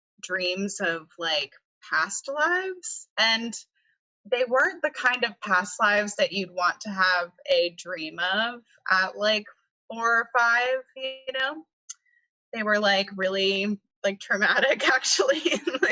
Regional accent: Charlotte, North Carolina, United States; I was born and raised in Charlotte and I never left

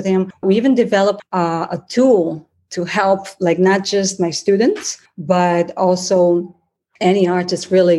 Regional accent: Brazil; first language Portuguese; English is a second language; moved away as an adult; also born or lived in United States; now in Miami Beach, United States; I'm originally from Brazil, from Italian family.

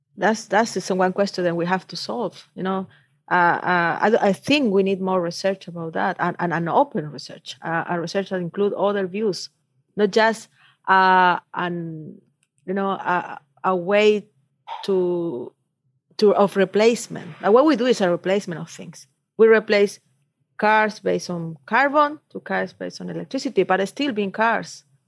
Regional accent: Antofagasta, Chile; I'm come from Antofagasta

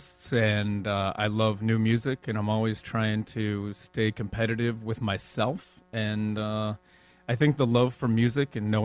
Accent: Erie, Pennsylvania, United States; moved away; When I grew up in Erie, Pennsylvania

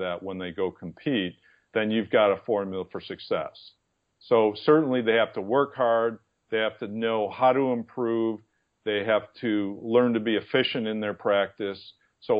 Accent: East Aurora, New York, United States; moved away; my hometown, which was East Aurora, New York

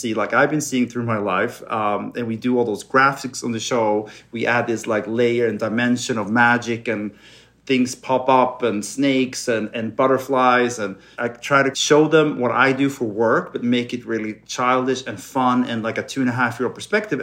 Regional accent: Sweden; English is a second language; now in Los Angeles, United States; growing up in cold, dark Sweden

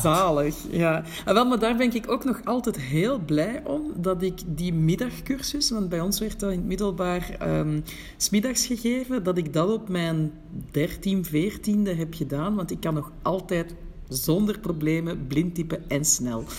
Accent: Belgium; moved away as an adult; now in Morocco; als buitenlander in Marokko toch ook ergens nog een link heb met mijn thuisland

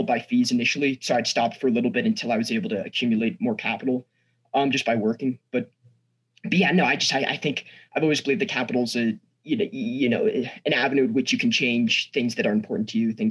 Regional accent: Snowmass, Colorado, United States; also born or lived in San Francisco, California; I'm from Snowmass, Colorado. I go to school, Aspen High School. I've lived in Colorado for, you know, the past 14 years, born in San Francisco, California

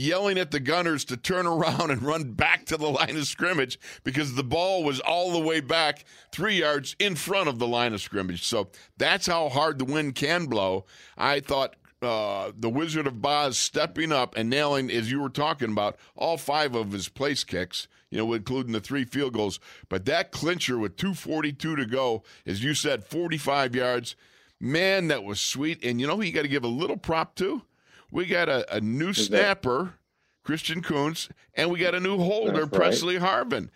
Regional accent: Buffalo, New York, United States; Buffalo, my hometown, where I grew up 2.4 miles from that stadium

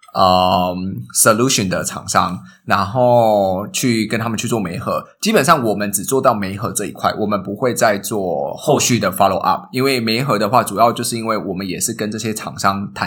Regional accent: Tainan, Taiwan; now in Singapore; 我是台南人

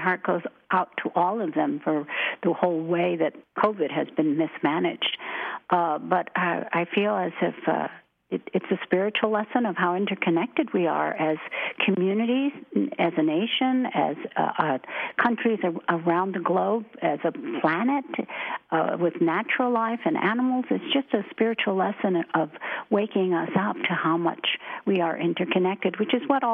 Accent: Chicago, Illinois, United States; moved away; I was born in Chicago

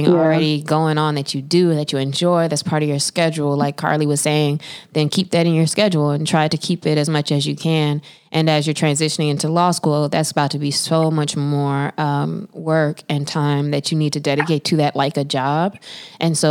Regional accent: the South, United States; I'm from the South

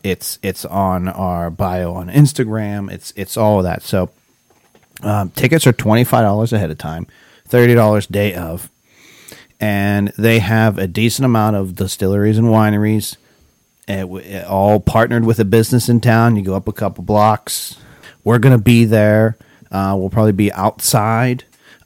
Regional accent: Ellwood City, Pennsylvania, United States; my hometown, Elwood City

